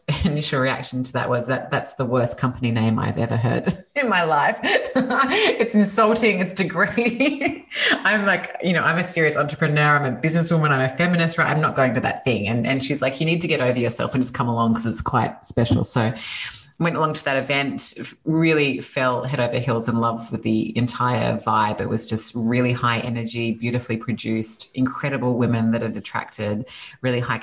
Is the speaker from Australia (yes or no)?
yes; Australia; accent: Australian; moved away as an adult; now in California, United States; you can hear from my accent that I'm Australian originally. Moved to California 5 years ago